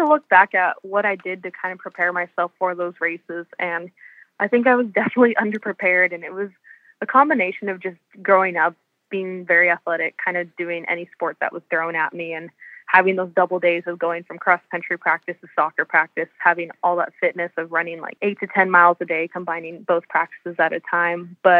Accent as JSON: {"language": "English", "region": "California", "country": "United States", "tie": "born or raised there", "said": "So growing up in Southern California, I knew I had wanted to be close to home."}